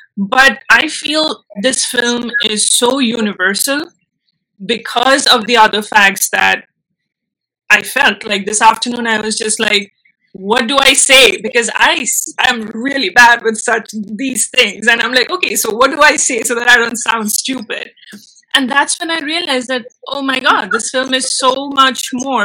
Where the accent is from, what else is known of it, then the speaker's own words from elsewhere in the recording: India; first language Bengali; English is a second language; moved away; also born or lived in Mumbai; i do know bengali which is my mother tongue i know hindi i know english and when I moved back to India, I shifted from my hometown